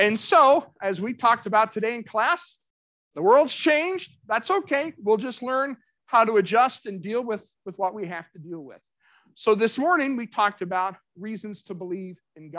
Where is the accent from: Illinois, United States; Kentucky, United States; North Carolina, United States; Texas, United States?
Kentucky, United States; Central; moved away; also born or lived in Middle Tennessee; I grew up in Central Kentucky